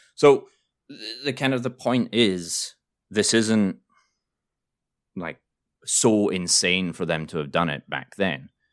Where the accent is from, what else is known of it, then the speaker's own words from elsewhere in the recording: Scotland, United Kingdom; now in New York, United States; I'm Scottish